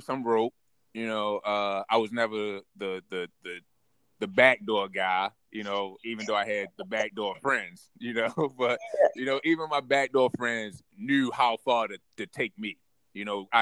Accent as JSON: {"language": "English", "town": "Baltimore", "region": "Maryland", "country": "United States", "tie": "born or raised there", "said": "born and raised in Baltimore. A community down in South Baltimore. It's called Cherry Hill"}